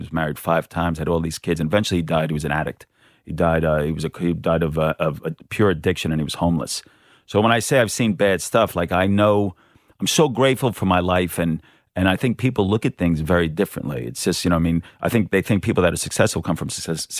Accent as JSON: {"language": "English", "region": "New York", "country": "United States", "accent": "New York", "moved": "as an adult", "lives_now": "Australia", "said": "I'm a New Yorker. My mom's originally from Brooklyn, and it's very hard to lose the accent, and I've been here for 17 years. Even though I go home, they go, you sound like an Aussie."}